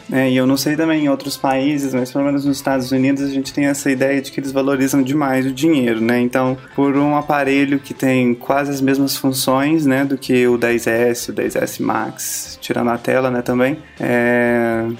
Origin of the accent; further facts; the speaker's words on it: Uberlândia, Minas Gerais, Brazil; nasci e cresci em Uberlândia, Minas Gerais